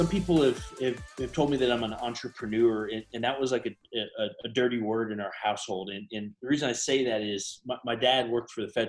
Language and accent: English; Chicago, Illinois, United States; also born or lived in Tennessee / California; And so I was born in Tennessee, where they were having some issues at some banks there. And then we went out to California for a little while. And then we were in Illinois. And really my first memories were in the Chicago area. We were in the suburbs